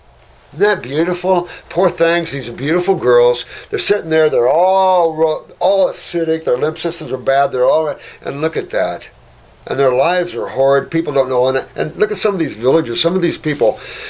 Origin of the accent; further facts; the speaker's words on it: Philippines; born there; I was born in the Philippines.